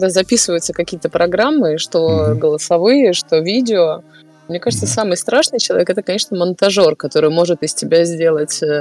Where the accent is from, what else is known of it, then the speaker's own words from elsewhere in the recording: Saint Petersburg, Russia; родилась, э, выросла. Коренная ну, не... прям. Я коренная и прям э, с, до мозга костей.